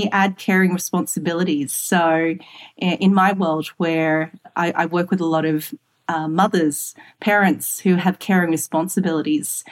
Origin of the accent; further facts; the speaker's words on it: Singapore; moved away; also born or lived in Australia / London; So I'm Singaporean born. I'm Australian Malay Chinese woman in technology that's lived in London